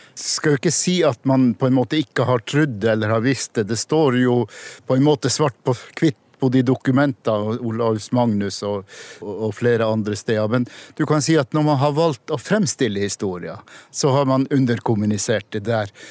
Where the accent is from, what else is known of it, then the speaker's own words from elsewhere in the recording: Kåfjord, Troms, Norway; Jeg er fra Kåfjord i Troms, men jeg kan si jeg er nordtromsing, anser jeg meg som.